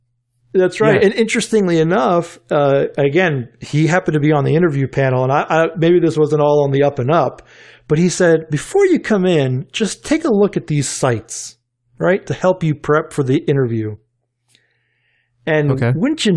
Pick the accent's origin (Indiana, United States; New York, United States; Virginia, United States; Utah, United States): Virginia, United States; Richmond; So being in Richmond, Virginia, I grew up in Andy Leonard's backyard, right?